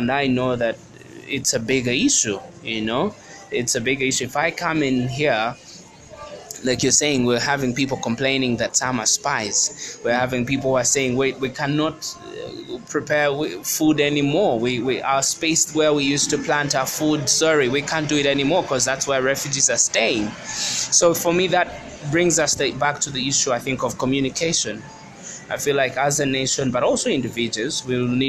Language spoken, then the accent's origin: English; Uganda; I was born in Uganda. This is home.